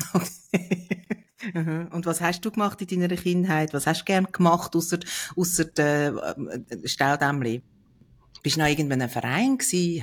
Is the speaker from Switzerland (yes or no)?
yes; Switzerland; bei uns in der Schweiz